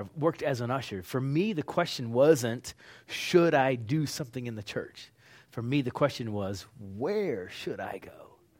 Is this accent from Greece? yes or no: no; Pittsburgh, Pennsylvania, United States; also born or lived in Oklahoma; Oklahoma. Been living there for decades. Recently, I'm from Pittsburgh, Pennsylvania.